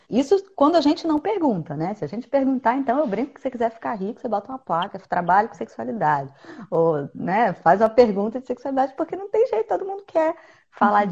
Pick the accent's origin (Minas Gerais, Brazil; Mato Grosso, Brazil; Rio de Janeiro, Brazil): Rio de Janeiro, Brazil; eu sou do Rio de Janeiro